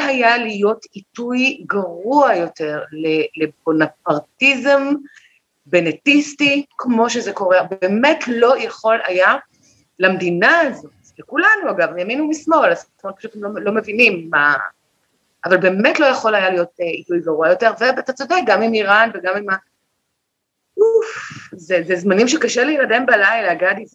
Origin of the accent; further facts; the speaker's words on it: Israel; אני הייתי ישראלית לגמרי